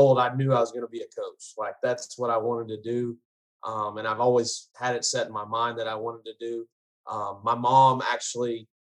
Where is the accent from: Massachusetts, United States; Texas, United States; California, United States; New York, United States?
Texas, United States; Garland; also born or lived in Allen, Texas; I grew up in Garland